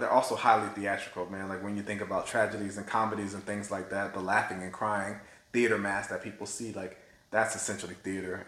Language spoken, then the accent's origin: English; Florida, United States; also born or lived in Minnesota; now in Atlanta, United States; I'm from Florida, so this black kid in Florida